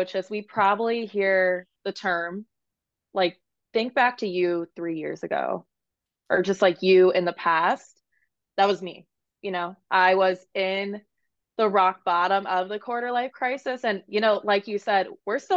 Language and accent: English; Maryland, United States; moved away as an adult; now in San Diego, United States; I live in San Diego, California, but I'm from Maryland.